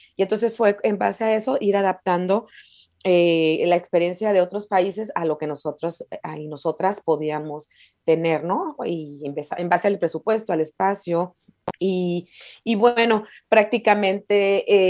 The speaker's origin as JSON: {"language": "Spanish", "town": "San Luis Río Colorado", "region": "Sonora", "country": "Mexico", "tie": "born or raised there", "moved": "as an adult", "lives_now": "Mexicali, Mexico", "said": "soy originaria de San Luis Río, Colorado, Sonora. Es una ciudad vecina de aquí de Mexicali."}